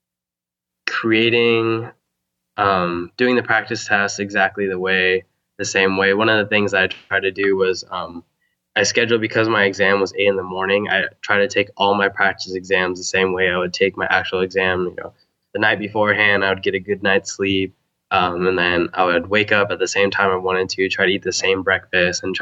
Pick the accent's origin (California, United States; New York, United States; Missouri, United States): California, United States; Huntington Beach; I'm from Huntington Beach, actually. Okay. Orange County